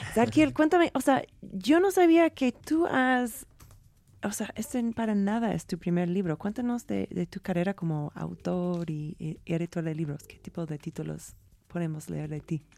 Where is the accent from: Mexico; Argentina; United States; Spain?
United States; moved away; yo siendo gringa